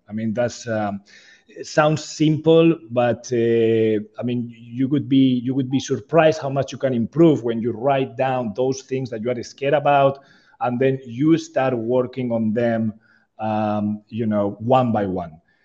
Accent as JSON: {"language": "English", "country": "Spain", "moved": "as an adult", "lives_now": "Jakarta, Indonesia", "said": "I'm, I'm from Spain originally"}